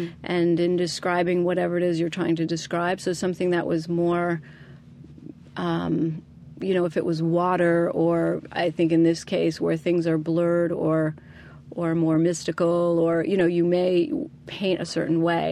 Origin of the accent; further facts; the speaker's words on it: New Jersey, United States; I grew up in New Jersey